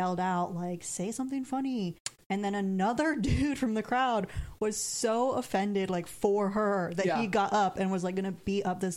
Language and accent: English; Upper Peninsula of Michigan, United States; moved away; I grew up in the Upper Peninsula of Michigan.